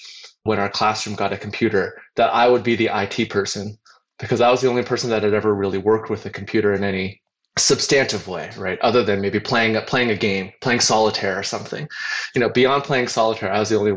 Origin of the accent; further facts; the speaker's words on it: Hamilton, Ontario, Canada; now in Silicon Valley, United States; I grew up in near Toronto in Canada, in a little steel town called Hamilton